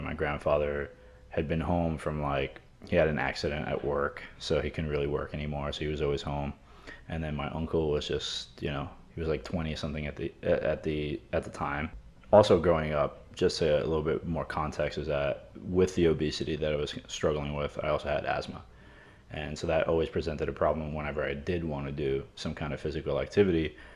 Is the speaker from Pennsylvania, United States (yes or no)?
no; New York City, New York, United States; growing up in New York